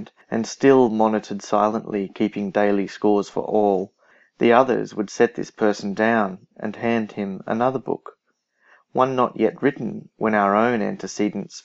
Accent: Australia; I'm an Australian poet.

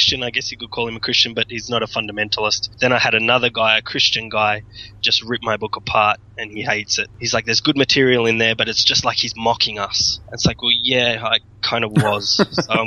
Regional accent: Sydney, New South Wales, Australia; accent: Australian; moved away as an adult; also born or lived in Tasmania; now in Japan; I'm from Sydney originally. I lived in Tassie

